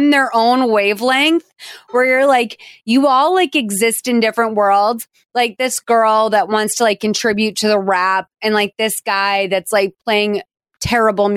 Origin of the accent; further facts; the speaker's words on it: Boston, Massachusetts, United States; as a Bostonian